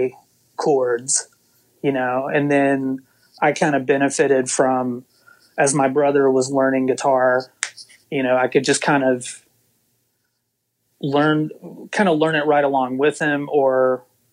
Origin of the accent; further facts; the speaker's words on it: Waynesboro, Mississippi, United States; also born or lived in Hattiesburg, Mississippi; I grew up in Waynesboro, Mississippi, which is a really small place.